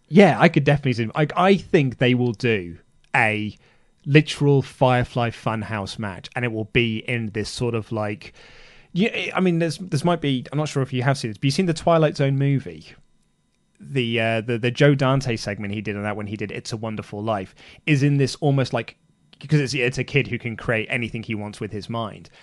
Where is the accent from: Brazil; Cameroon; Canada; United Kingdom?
United Kingdom; we're British